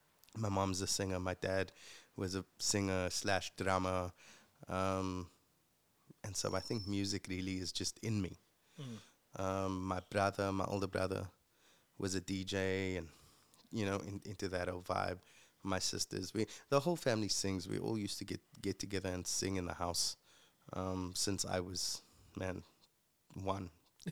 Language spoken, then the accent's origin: English; Retreat, Western Cape, South Africa; I'm the youngest of five kids, and my mom and dad. I grew up in Retreat.